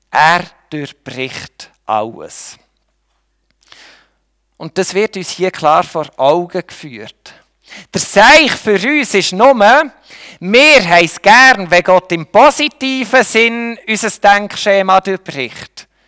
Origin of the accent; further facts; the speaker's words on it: Switzerland; Wir können höchstens noch, in dem sind wir Schweizer gut, wir können höchstens neutral sein.